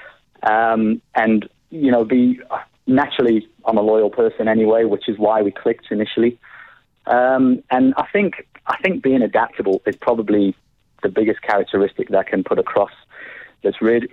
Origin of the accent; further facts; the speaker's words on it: South Africa; accent: a bit of a twinge of an English accent; also born or lived in Nottinghamshire, England; So I was born in the UK, born in Nottinghamshire, and came to South Africa with my parents when I was 5 years old. So pretty much more South African than I am English